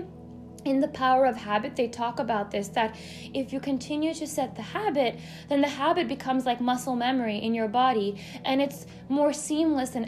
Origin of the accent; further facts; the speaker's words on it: United States; growing up as an Indian American, I've always had both sides of me